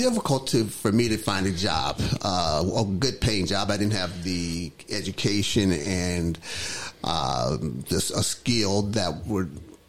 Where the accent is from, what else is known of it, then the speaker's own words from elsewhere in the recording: Saginaw, Michigan, United States; also born or lived in Minneapolis, Minnesota; I was born in Minneapolis, Minnesota. And when I turned, I think we moved to Michigan, Saginaw, Michigan, when I was 5 or 6 years, like 6 years old.